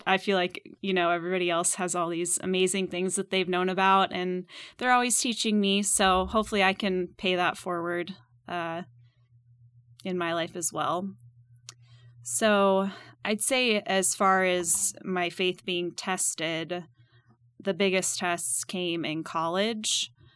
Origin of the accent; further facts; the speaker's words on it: Minnesota, United States; moved away as an adult; also born or lived in Purdue University, Indiana; now in Kansas City, United States; I grew up in Minnesota